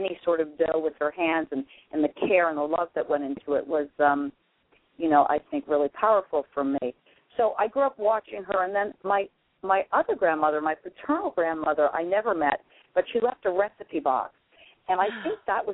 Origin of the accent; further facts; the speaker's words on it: suburb of Boston, Massachusetts, United States; I grew up in just outside of Boston, in a suburb of Boston